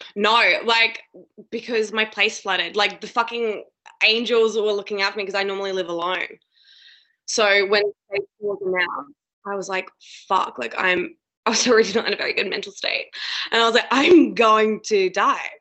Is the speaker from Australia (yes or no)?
yes; Adelaide, South Australia, Australia; also born or lived in Sydney; now in Melbourne, Australia; my hometown, like Adelaide